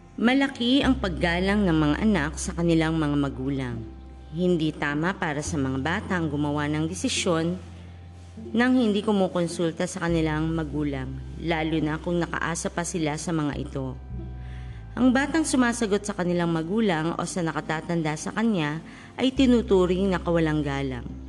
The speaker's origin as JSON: {"language": "Tagalog", "country": "Philippines", "said": "mga tradisyon natin bilang isang Pilipino"}